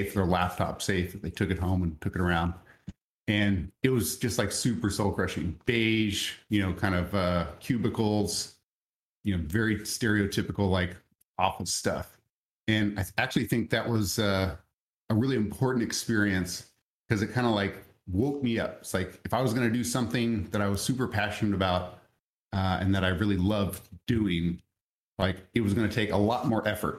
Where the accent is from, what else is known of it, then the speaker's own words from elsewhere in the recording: just south of Dallas, Texas, United States; I'm originally from Dallas, Texas, or just south of Dallas, Texas